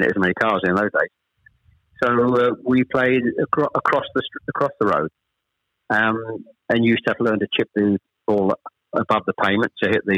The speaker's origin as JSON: {"language": "English", "town": "Chelmsford", "region": "East of England", "country": "United Kingdom", "tie": "born or raised there", "also_born_or_lived": "Ashton-under-Lyne / Manchester", "said": "We actually moved south to Chelmsford when I was probably, I was the eldest of three, when I was probably about 7 or 8"}